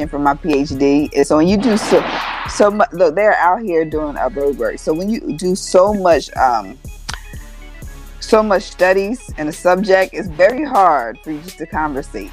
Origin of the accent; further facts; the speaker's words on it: New Jersey, United States; now in Atlanta, United States; I am from New Jersey. I'm from Exit 1